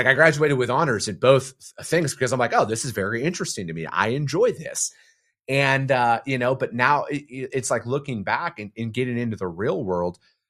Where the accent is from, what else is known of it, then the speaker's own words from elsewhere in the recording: northern Wisconsin, United States; I'm from a typical working class family in northern Wisconsin. You know, my dad, I come from a family of truck drivers